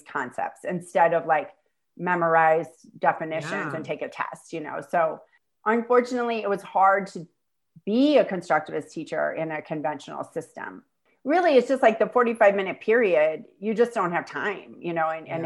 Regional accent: St. Louis, Missouri, United States; moved away as an adult; also born or lived in New York City, United States; now in El Salvador; St. Louis, which is my hometown

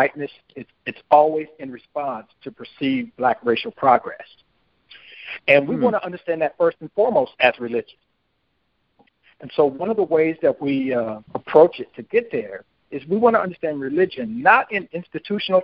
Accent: Santa Ana, California, United States; moved away as an adult; also born or lived in Los Angeles, California; I grew up in Santa Ana, California, and I lived in Los Angeles as a child

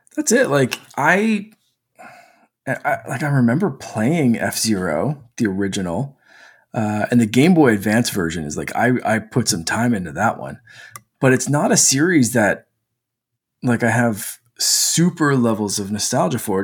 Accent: Canada; as a Canadian

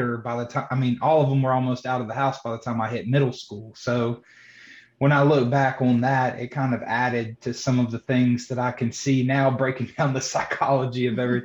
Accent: Johnston County, North Carolina, United States; I was born and raised in Johnston County, North Carolina.

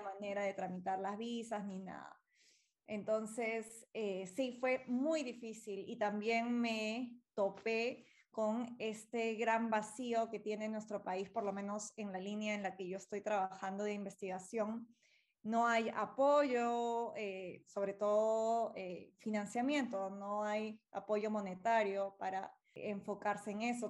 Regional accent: Peru; algo tenía que hacer por mi país y para iniciar esa línea de investigación y esa fue una de las razones más grandes por las que regresé aquí

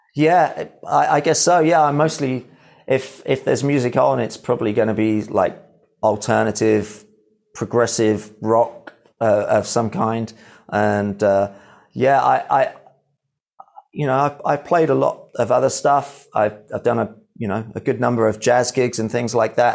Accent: Midlands, United Kingdom; I am from the Midlands, so I grew up with all that sort of heavy rock

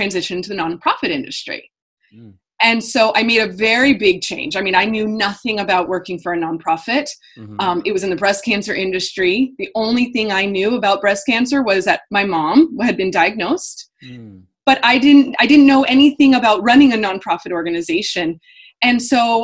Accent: Indiana, United States; moved away as an adult; also born or lived in Los Angeles, California; I'm a Hoosier

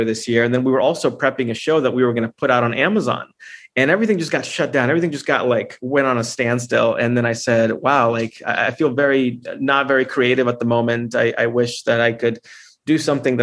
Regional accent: Honduras; I'm from Honduras. I'm from Central America

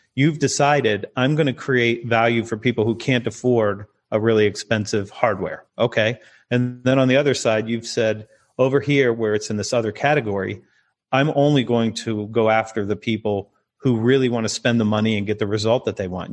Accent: United States; I'm American

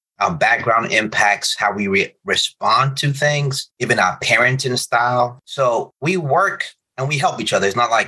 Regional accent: Nigeria; So I'm Nigerian, but my parents live in Republic of Benin, a French country.

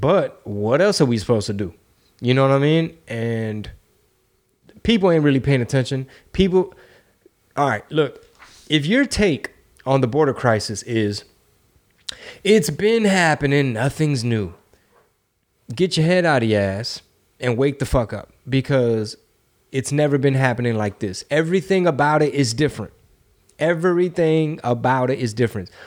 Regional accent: Houston, Texas, United States; I'm from Texas. I'm from Houston.

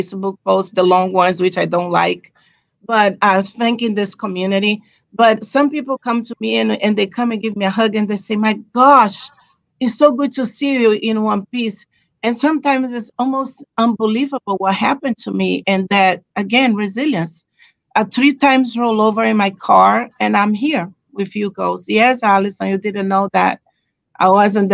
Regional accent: Brazil; moved away as an adult; I'm originally from Brazil, live in this country for 20 years

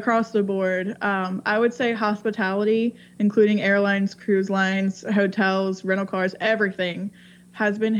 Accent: Alabama, United States; now in Atlanta, United States; I grew up in Alabama

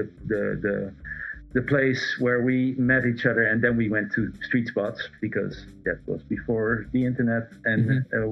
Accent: Amsterdam, North Holland, Netherlands; also born or lived in Aruba; I grew up in Amsterdam

